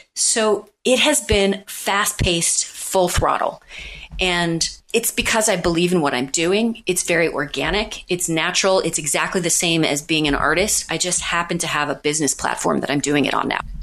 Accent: Missouri, United States; now in New York City, United States; I'm from Missouri.

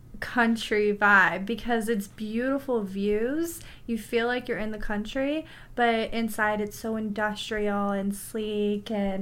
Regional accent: Texas, United States; we're country. Of course, we're from Texas and we're in the San Antonio area. We have that countryside to us, but we are more city

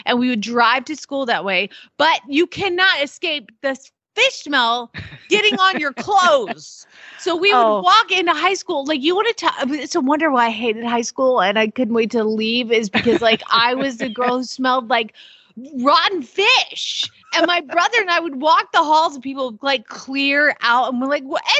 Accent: Atlanta, Georgia, United States; I grew up in Atlanta

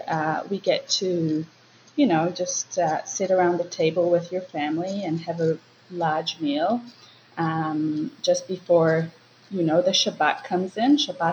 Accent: Israel; moved away as an adult; also born or lived in New Zealand; now in Auckland, New Zealand; I was born in New Zealand, and at the age of three, I moved with my parents and my brothers to Israel. I have an Israeli dad and a Kiwi mom. So basically what happened was we moved there and I grew up there most of my life.

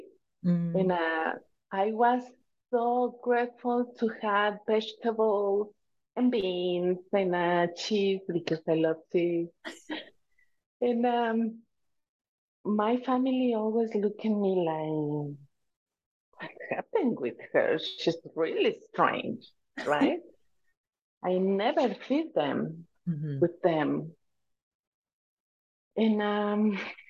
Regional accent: Tijuana, Baja California, Mexico; first language Spanish; English is a second language; I was born in a Mexican family. I was born in Tijuana, Mexico. In also is California, but Baja California.

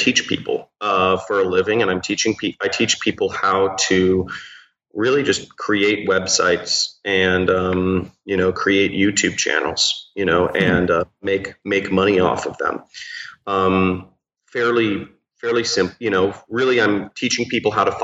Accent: Los Angeles, California, United States; I'm from Los Angeles, from Pacific Palisades, California

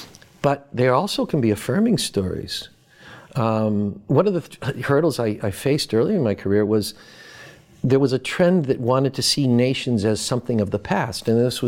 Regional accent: Boston, Massachusetts, United States; I grew up in Boston. I'm a Red Sox fan and a Bruins fan. I read the Boston Globe sports page.

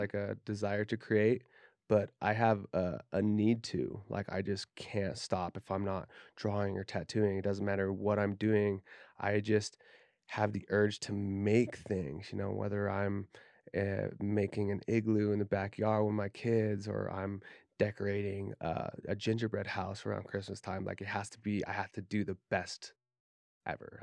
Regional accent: Davis County, Utah, United States; growing up in Davis County, Utah

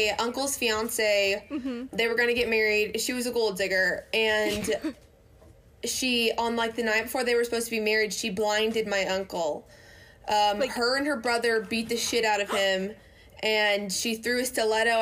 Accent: Union City, Tennessee, United States; also born or lived in Mississippi; So I was born in Union City, Tennessee, which is a very small town in the South

